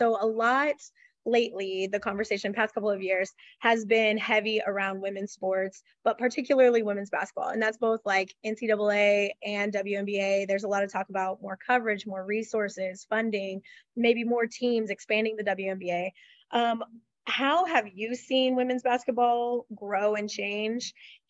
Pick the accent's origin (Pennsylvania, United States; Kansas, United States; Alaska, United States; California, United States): Kansas, United States; Wichita; I'm from Wichita originally.